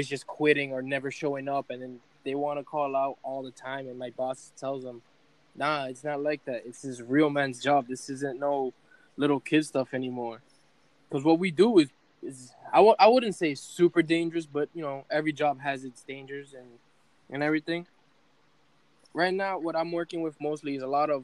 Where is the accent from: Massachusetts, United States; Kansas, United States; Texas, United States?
Massachusetts, United States; Lawrence; I'm from Lawrence